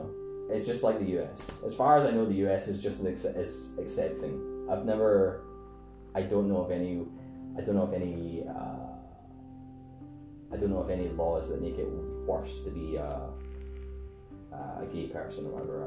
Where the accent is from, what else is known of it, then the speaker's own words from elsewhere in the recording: Scotland, United Kingdom; I'm Scottish, I'm from Scotland.